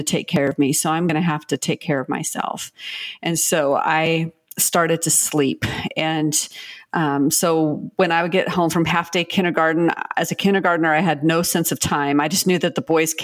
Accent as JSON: {"language": "English", "region": "Pacific Northwest", "country": "United States", "said": "I'm from the Pacific Northwest"}